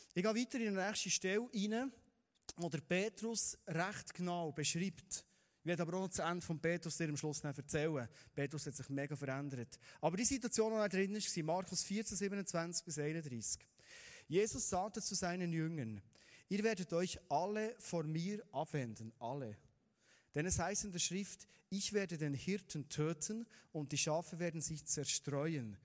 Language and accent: German; Bernese Oberland, Switzerland; wir sind Berner Oberländer